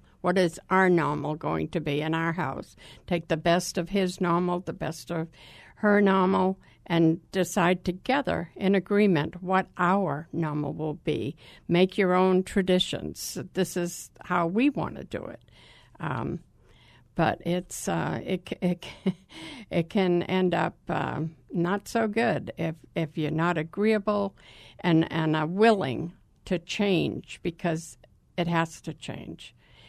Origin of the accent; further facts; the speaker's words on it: the East, United States; I'm from the East. He was from the South.